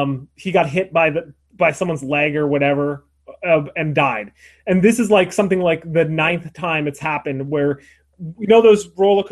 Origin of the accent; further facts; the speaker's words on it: Lackawanna County, Pennsylvania, United States; moved away; I grew up in Pennsylvania in our area. Like the name of my county was Lackawanna